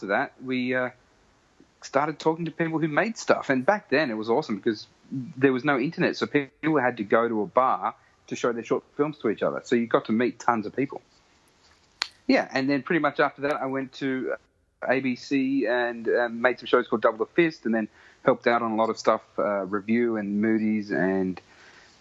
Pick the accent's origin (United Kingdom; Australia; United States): Australia; Sydney, New South Wales; I grew up in Western Sydney